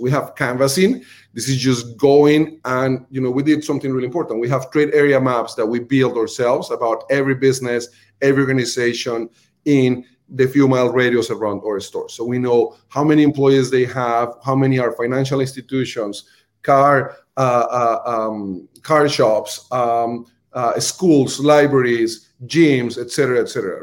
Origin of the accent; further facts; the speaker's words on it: Colombia; accent: Colombian; English is a second language; moved away; my Colombian accent